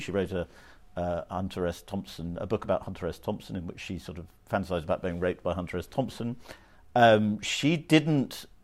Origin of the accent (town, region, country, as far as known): United Kingdom